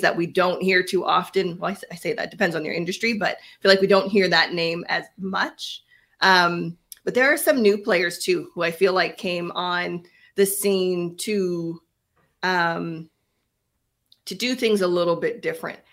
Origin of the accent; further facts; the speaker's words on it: Canada; We are Canadian